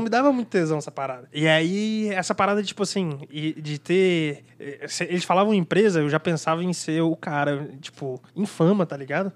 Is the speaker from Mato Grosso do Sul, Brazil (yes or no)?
no; Nova Friburgo, Rio de Janeiro, Brazil; moved away as an adult; now in São Paulo, Brazil; sou de Nova Friburgo, Rio de Janeiro, né? Mudei pra São Paulo tem seis anos, quase que exato.